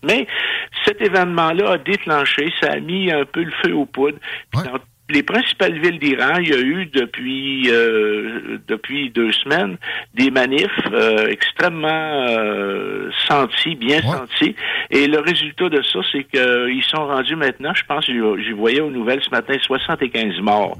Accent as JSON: {"language": "French", "country": "Canada", "said": "je suis un Canadien"}